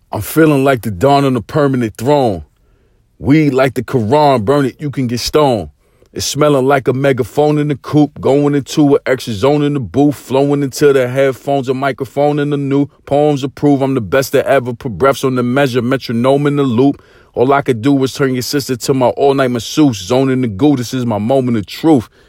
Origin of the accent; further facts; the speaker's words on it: New York City, New York, United States; growing up in East New York, Brooklyn, in the eighties